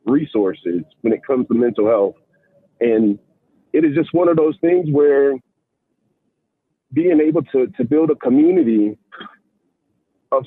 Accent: Fayetteville, North Carolina, United States; Fayetteville, North Carolina at Fort Bragg, that's my hometown

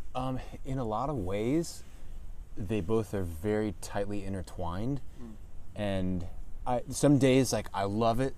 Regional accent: Calvert County, Maryland, United States; I am born and raised Calvert County. I've been here since I was six months old

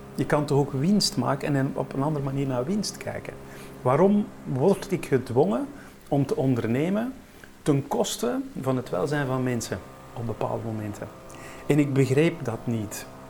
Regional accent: Ghent, Flanders, Belgium; Ik kom uit Gent.

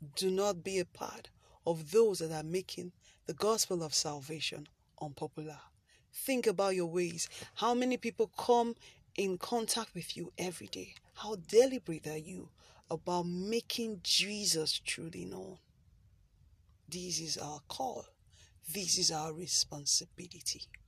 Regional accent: Nigeria; I live in Nigeria and I'm a Nigerian

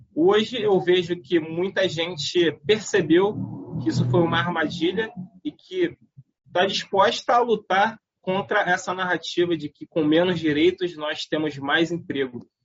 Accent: Nilópolis, Rio de Janeiro, Brazil; a nossa juventude em Nilópolis

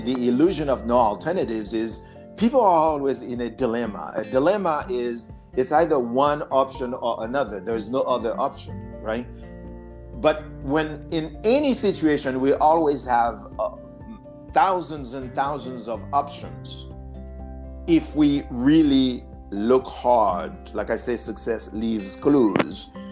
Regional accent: Haiti; accent: Haitian; English is a second language; now in United States; my accent, because I'm Haitian

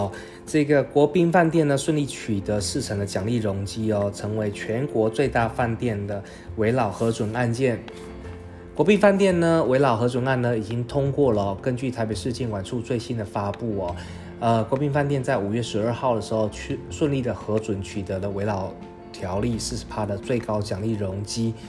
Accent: Taiwan; 我们台湾人其实不要太小看我们自己哦

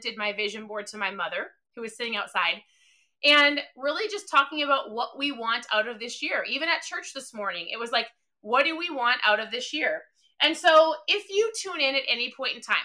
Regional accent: Minnesota, United States; I'm from Minnesota

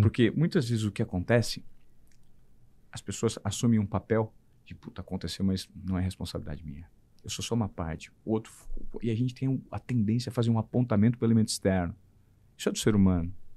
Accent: Presidente Venceslau, São Paulo, Brazil; moved away as an adult; also born or lived in Paranavaí; eu sou de Presidente Venceslau, uma cidade de 37 mil habitantes

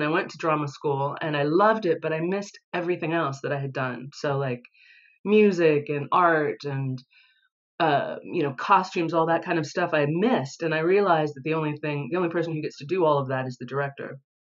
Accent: San Diego, California, United States; moved away as an adult; also born or lived in Los Angeles; now in London, United Kingdom; I was born and raised in San Diego, California, which is the last, very last city before before Mexico, and then spent a lot of time in LA.

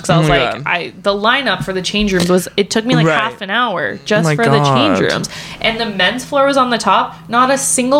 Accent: Canada; us being Canadian citizens

